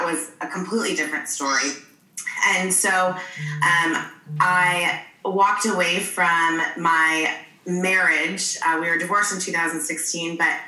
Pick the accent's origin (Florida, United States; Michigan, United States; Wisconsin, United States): Michigan, United States; now in San Diego, United States; I'm originally from Michigan, but I currently live in San Diego.